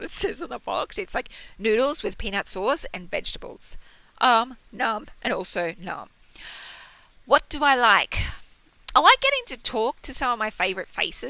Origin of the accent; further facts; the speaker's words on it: Australia; I'm Australian, not American